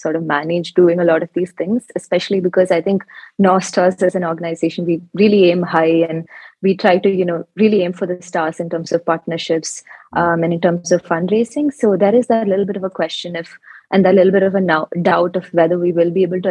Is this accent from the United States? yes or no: no; Kerala, India; I come from Kerala, which is a state in India.